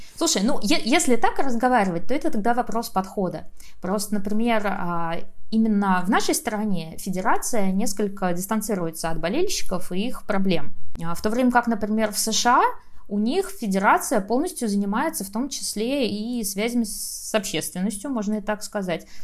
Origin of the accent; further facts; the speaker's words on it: Saint Petersburg, Russia; А я вообще из Питера